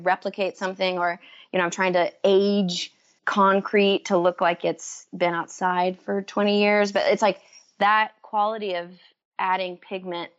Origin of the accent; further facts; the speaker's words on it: Waco, Texas, United States; moved away; also born or lived in New York; growing up in Waco